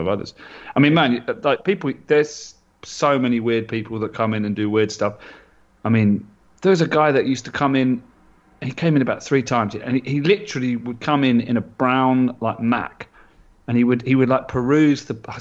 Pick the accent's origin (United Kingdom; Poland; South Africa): United Kingdom; London; growing up in London